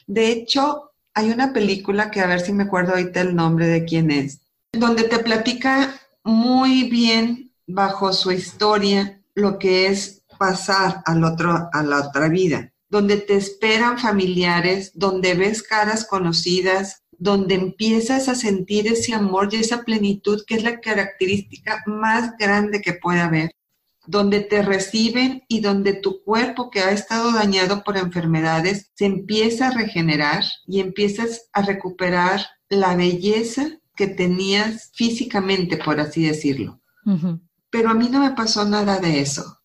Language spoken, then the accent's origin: Spanish; Múzquiz, Coahuila, Mexico; moved away; also born or lived in Silao, Guanajuato / Monterrey, Nuevo León; nací en Silao, crecí en Musquis, Coahuila, y me vine a estudiar a Monterrey